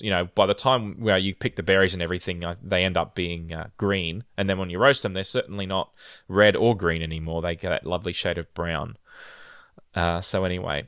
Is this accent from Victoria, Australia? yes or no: no; Rockhampton, Queensland, Australia; I grew up in a relatively hot climate in the tropics in, uh, my hometown of Rockhampton